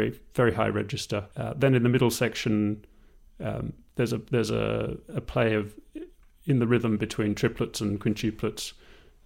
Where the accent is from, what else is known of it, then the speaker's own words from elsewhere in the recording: Tasmania, Australia; moved away as an adult; also born or lived in Melbourne, Australia; now in London, United Kingdom; I'm Australian. I grew up in Tasmania and I studied in Melbourne. And I moved to London in 2000.